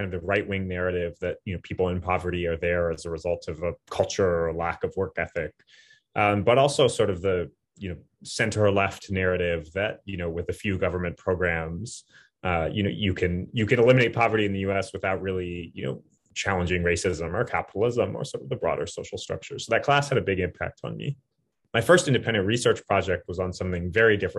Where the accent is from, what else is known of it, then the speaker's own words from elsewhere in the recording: Flagstaff, Arizona, United States; also born or lived in Berkeley, California; now in New York, United States; So I'm from Flagstaff, Arizona. So it's a relatively small city in the southwest of the United States, but haven't lived there for a long time.